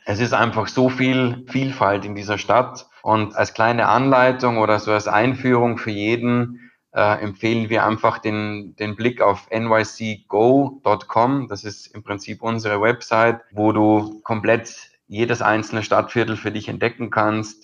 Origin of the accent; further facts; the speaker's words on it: Austria; bei uns in Österreich